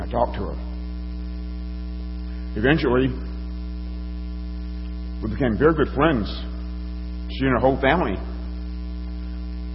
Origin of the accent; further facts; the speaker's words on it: Alabama, United States; I grew up in Alabama.